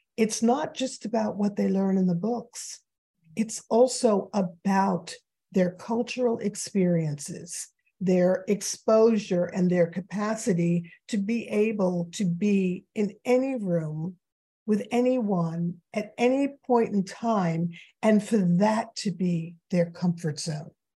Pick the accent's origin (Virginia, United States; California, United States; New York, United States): New York, United States; New York City; I grew up in New York City.